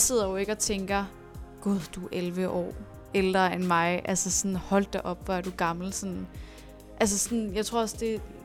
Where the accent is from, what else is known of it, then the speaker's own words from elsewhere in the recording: Næstved, Zealand, Denmark; now in Copenhagen, Denmark; nu kommer jeg fra Næstved